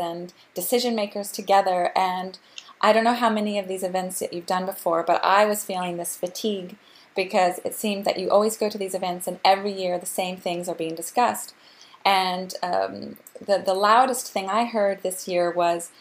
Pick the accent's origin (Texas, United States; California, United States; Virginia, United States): Texas, United States; Austin; now in Geneva, Switzerland; an Austinite living in global Geneva